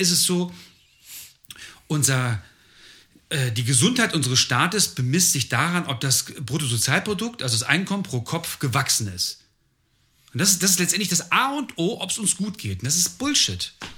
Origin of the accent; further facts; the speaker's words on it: Germany; aus irgendeinem Grund bin ich Deutscher